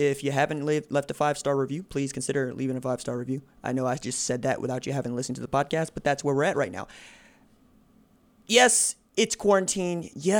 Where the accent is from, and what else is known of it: Tulsa, Oklahoma, United States; born or raised there